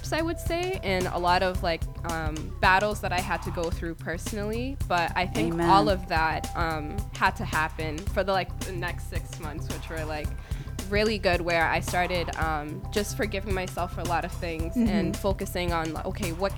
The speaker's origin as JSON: {"language": "English", "town": "Brockton", "region": "Massachusetts", "country": "United States", "tie": "born or raised there", "also_born_or_lived": "Cape Verde", "said": "I was born in Cape Verde, but I was raised in Brockton"}